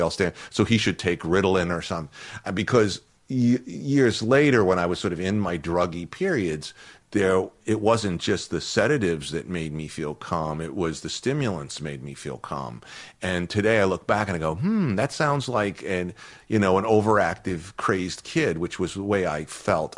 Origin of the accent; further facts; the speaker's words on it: Boston, Massachusetts, United States; moved away; I had been an outsider in my hometown of Irish Catholic kids